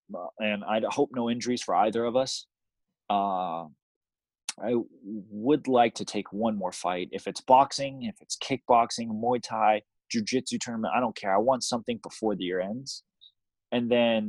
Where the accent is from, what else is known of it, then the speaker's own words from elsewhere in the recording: Taiwan; Taiwan had a lot more pressure for me because it's in my hometown